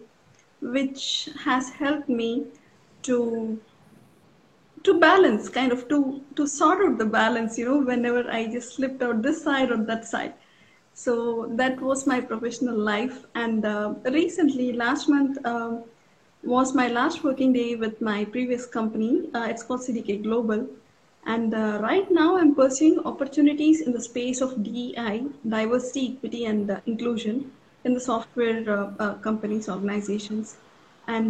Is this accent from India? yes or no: yes; Hyderabad, Telangana, India; also born or lived in Chittoor, Andhra Pradesh / Gurgaon; I was born in Chittor. It is a part of Andhra Pradesh. And then I was brought up till my fifth standard in Hyderabad